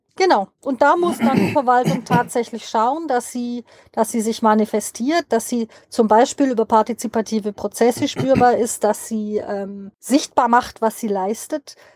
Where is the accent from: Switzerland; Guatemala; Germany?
Switzerland; bei uns in der Schweiz